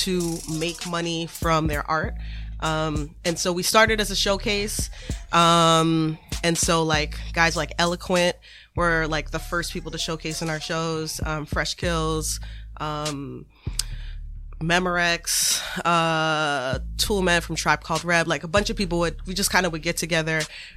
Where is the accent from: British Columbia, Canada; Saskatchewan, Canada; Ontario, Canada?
Ontario, Canada; Toronto; now in Boston, United States; I'm originally from Toronto, Canada, the six, representing. But I live in Boston now